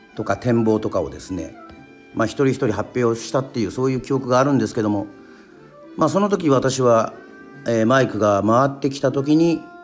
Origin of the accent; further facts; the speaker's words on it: Yoron, Kagoshima, Japan; 与論島出身